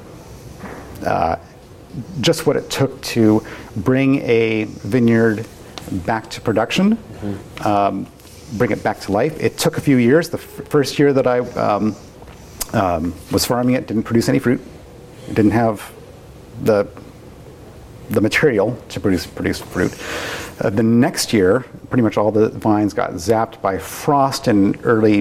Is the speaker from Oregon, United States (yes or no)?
yes; Portland, Oregon, United States; moved away as an adult; also born or lived in Southern California; I grew up in the Portland area.